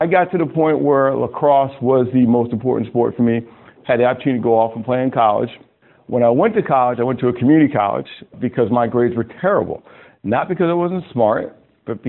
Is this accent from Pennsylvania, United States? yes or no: no; Westchester County, Hudson Valley, New York, United States; also born or lived in Ossining, New York; I grew up in Westchester County, the Hudson Valley, about maybe 40 minutes from Manhattan, real pretty area.